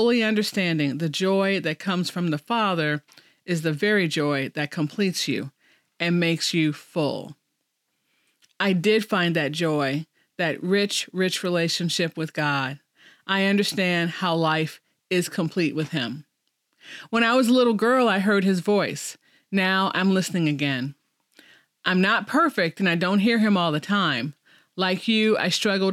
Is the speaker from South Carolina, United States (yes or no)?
no; Chicago, Illinois, United States; moved away as an adult; also born or lived in Kansas City; now in Oklahoma, United States; I grew up in Chicago, a Catholic girl who went to St. Dorothy's Elementary School through 8th grade